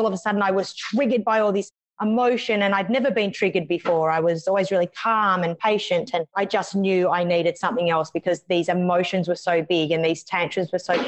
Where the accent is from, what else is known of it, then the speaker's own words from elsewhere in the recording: Canberra, Australian Capital Territory, Australia; now in Melbourne, Australia; So I'm from Australia. I live in a city called Melbourne, originally from another city called Canberra